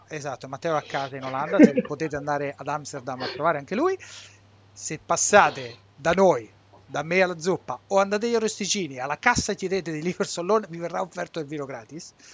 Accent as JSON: {"language": "Italian", "town": "Montefalcone Appennino", "region": "Marche", "country": "Italy", "said": "Siamo tutti di Monte eh Falcone sì. Appennino, un piccolo paese nell'entroterra sotto i Sibillini"}